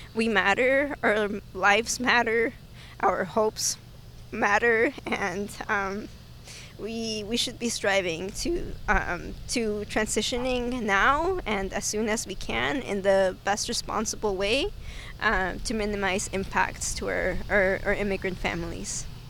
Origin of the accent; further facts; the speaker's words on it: Oxnard, California, United States; also born or lived in Mexico City, Mexico; I grew up here. This is my hometown